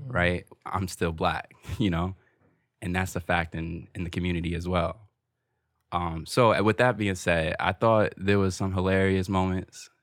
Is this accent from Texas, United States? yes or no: no; Newark, New Jersey, United States; growing up in Newark